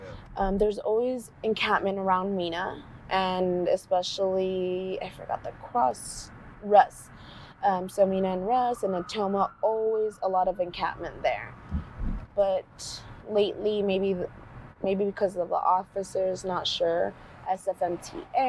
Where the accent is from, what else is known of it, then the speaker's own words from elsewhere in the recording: San Francisco, California, United States; I was born and raised in San Francisco